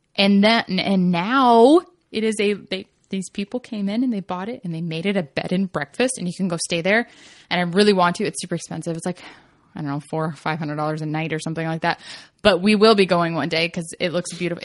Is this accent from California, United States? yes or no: no; Kentucky, United States; moved away; I grew up in Kentucky